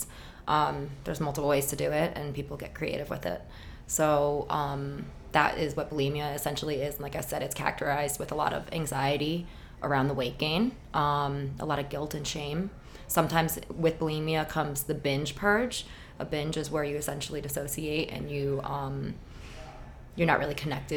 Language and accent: English; New York, United States; also born or lived in Miami, Florida; I born and raised in New York